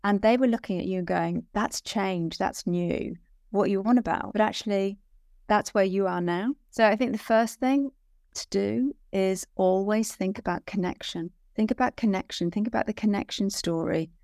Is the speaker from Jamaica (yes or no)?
no; Wales, United Kingdom; I'm, I'm born and bred Welsh, so I'm Welsh